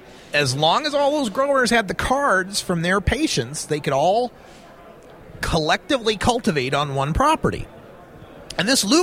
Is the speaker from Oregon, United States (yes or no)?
yes; Oregon, United States; let's go back to my home state of Oregon.